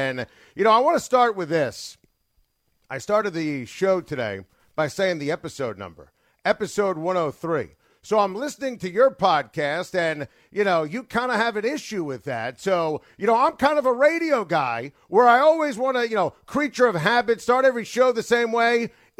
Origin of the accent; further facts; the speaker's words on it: New York, United States; I grew up in New York. I'm turning 45.